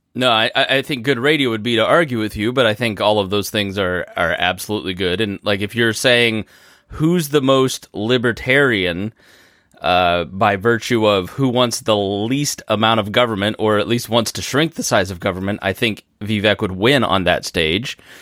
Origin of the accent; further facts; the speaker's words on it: Indiana, United States; here in my hometown